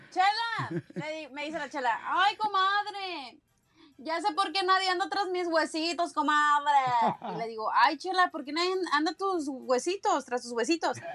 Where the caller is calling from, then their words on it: Tijuana, Baja California, Mexico; Hola, Piolín. … de Tijuana.